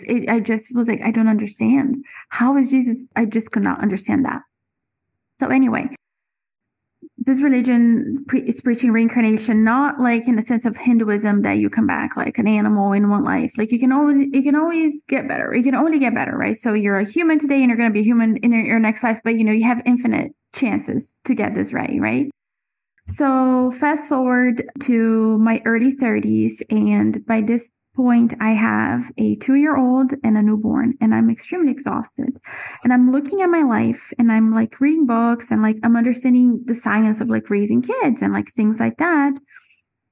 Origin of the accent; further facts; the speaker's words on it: Brazil; also born or lived in Florida; now in Central America; I was born and raised in Brazil